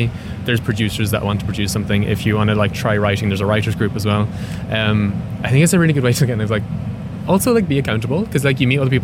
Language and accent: English; Ireland; now in London, United Kingdom; I'm from Clonus and I love it. It's a fabulous place. But it's like a wee town of 1,000 people. So when I was growing up there